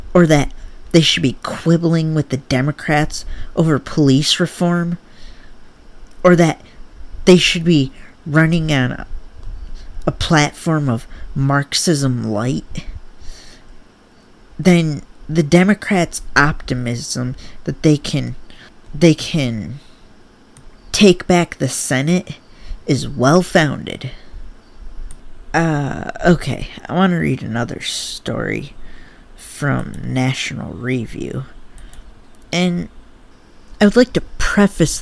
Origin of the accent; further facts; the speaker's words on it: Michigan, United States; I'm from Michigan